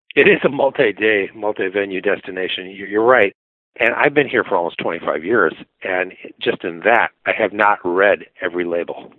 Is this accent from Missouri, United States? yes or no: no; Minneapolis, Minnesota, United States; I grew up in Minneapolis region, but we have a cottage up in northern Minnesota